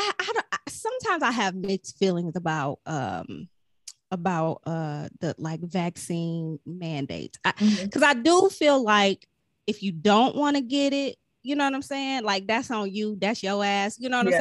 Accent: Ohio, United States; I'm from Ohio.

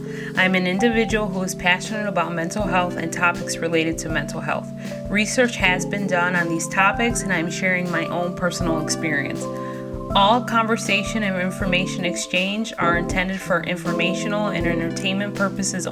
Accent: Chicago, Illinois, United States; we're from Chicago.

